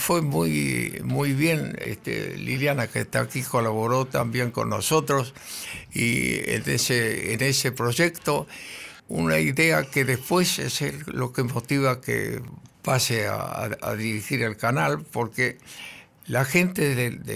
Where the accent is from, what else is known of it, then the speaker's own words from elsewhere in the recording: Argentina; somos argentinos